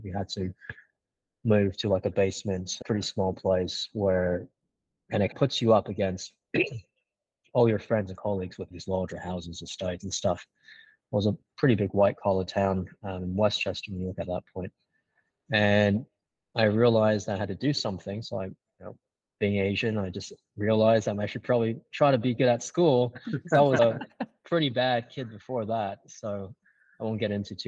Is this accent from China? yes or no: yes; China; moved away; also born or lived in Singapore; I came from an immigrant family. I grew up in China